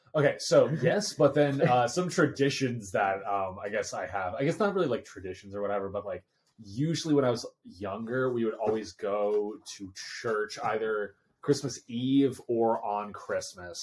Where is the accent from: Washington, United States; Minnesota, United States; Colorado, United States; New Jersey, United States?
New Jersey, United States; my family lives out in uh, Western Pennsylvania, but then I grew up in Jersey